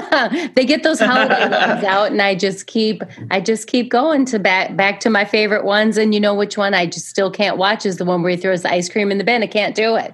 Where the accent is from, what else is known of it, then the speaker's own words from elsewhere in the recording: Michigan, United States; also born or lived in Indiana; Because Alison is from Wisconsin, and I am from Michigan and Indiana, but Indiana now.